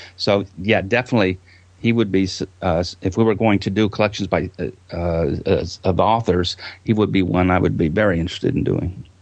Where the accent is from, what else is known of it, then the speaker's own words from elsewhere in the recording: Texas, United States; I'm from Texas, and there's a small little town uh, not too far from Houston called LaGrange